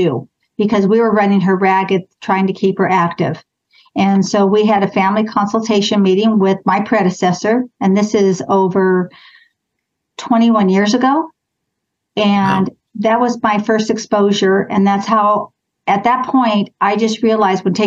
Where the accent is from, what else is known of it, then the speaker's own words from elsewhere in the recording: Clovis, California, United States; I grew up in Clovis. I've never moved or lived anywhere else. Went to Clovis High School